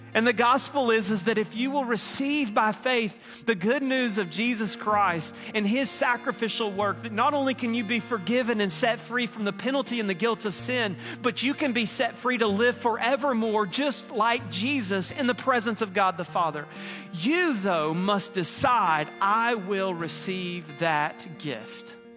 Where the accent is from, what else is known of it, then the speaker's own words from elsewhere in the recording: Mississippi, United States; moved away; I'm from Mississippi.